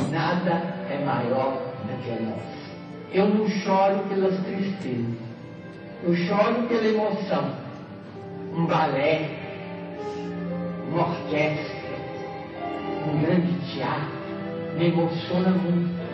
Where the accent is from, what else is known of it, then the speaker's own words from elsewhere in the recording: Belo Horizonte, Minas Gerais, Brazil; A menina está aqui com 85 anos e não sei quando é que eu moro. Lá em Belo Horizonte, onde eu nasci